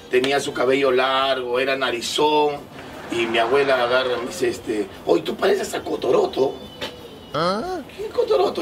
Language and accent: Spanish; Lima, Peru; pero yo nací acá en Lima, en la maternidad de Lima nací